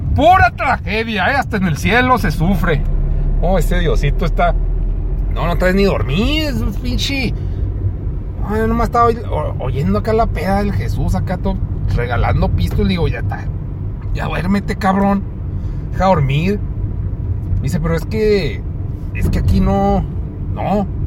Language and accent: Spanish; Mexico; Así somos los mexicanos